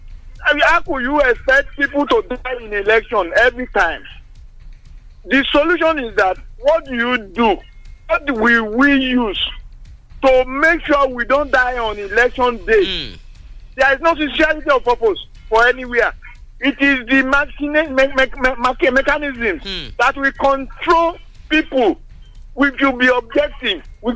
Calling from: Songo, Nigeria; Yes, Engineer Folabi. I'm calling from Songo.

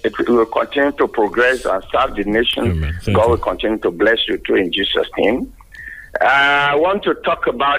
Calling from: Yaba, Lagos, Nigeria; From Yaba.

